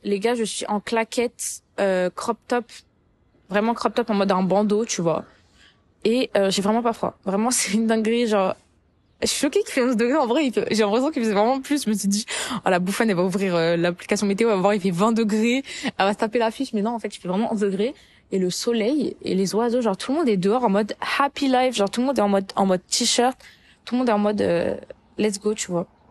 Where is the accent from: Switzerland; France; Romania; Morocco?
France; Paris, Île-de-France; moved away as an adult; now in Montreal, Canada; j'ai grandi à Paris